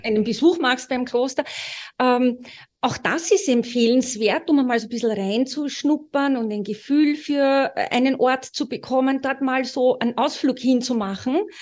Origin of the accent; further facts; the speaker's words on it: Austria; Wir sind beide Österreicher